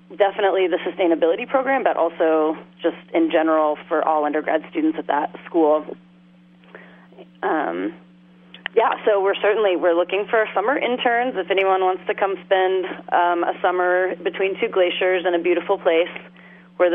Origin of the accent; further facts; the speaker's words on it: Oklahoma, United States; also born or lived in Massachusetts / New York; now in Alaska, United States; I grew up in Oklahoma, sort of surrounded by agriculture